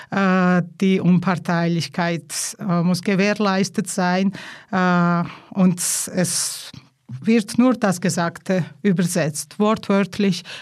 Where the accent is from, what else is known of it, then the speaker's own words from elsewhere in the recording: Georgia; first language Georgian; German is a second language; So, Georgisch ist eben meine Muttersprache. Von klein an musste ich Russisch lernen. Dann kam Deutsch und Italienisch.